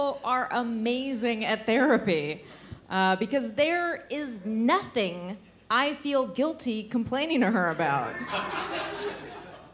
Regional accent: United States; I'm visiting from America

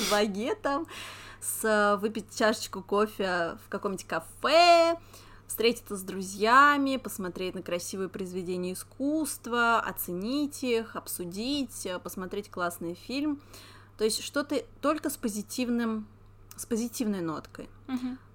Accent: Moscow, Russia; я бы сказала, как настоящий москвич

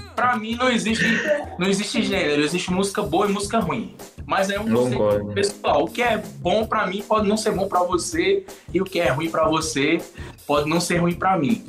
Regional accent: interior of Paraíba, Brazil; nós somos nordestinos, somos do interior da Paraíba

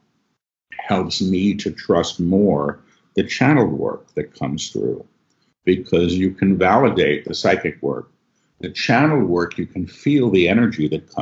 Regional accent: New York, United States; I'm a New Yorker.

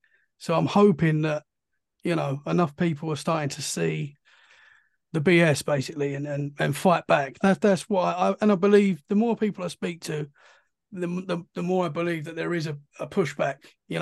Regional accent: London / Essex, East of England, United Kingdom; now in Dorset, United Kingdom; Well, I'm from London. We're just outside London in Essex.

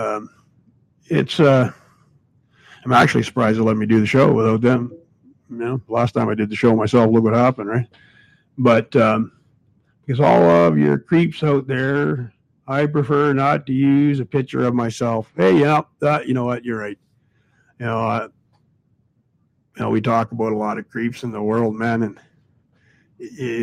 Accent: Canada; I'm Canadian, but, you know, I got a lot of family in the U.S.

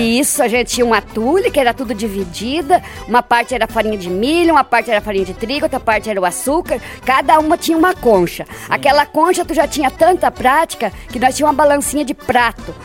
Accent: Seberi, Rio Grande do Sul, Brazil; moved away as an adult; now in Pinhal de São Bento, Brazil; Eu nasci lá em Seberina, linha Barra Funda. Nasci lá, me criei

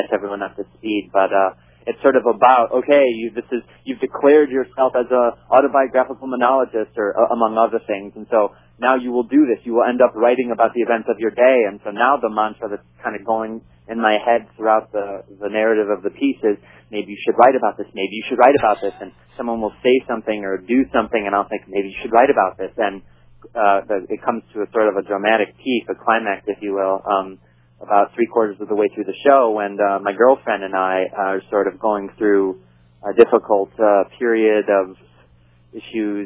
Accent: West Bloomfield, Michigan, United States; moved away as an adult; also born or lived in Ann Arbor, Michigan / Washington, D.C.; now in Brooklyn, United States; Suburbs of Detroit, West Bloomfield, Michigan. I grew up there

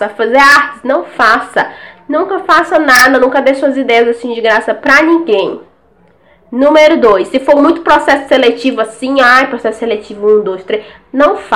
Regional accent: Maranhão, Brazil; Toda vez que eu falo que eu sou, que eu sou do Maranhão, o povo começa a ficar me humilhando. Ah, porque você veio de lá? Por que, que você saiu de lá?

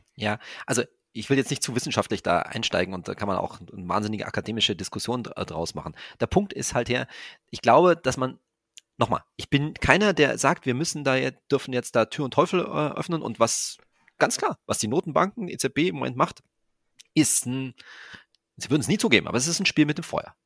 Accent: Germany; wir als Deutsche

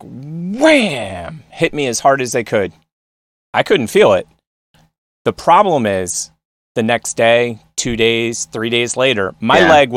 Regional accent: Westchester, New York, United States; moved away; also born or lived in Nashville / Philadelphia; I grew up in Westchester

